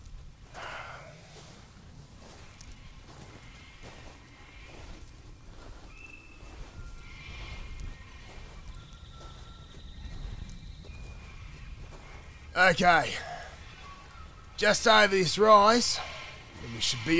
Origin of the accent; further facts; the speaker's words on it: Australia; As an Aussie